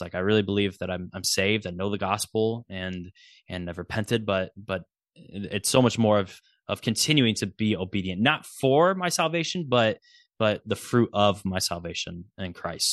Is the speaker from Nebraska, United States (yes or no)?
yes; Nebraska, United States; I'm a Huskers fan because I'm from Nebraska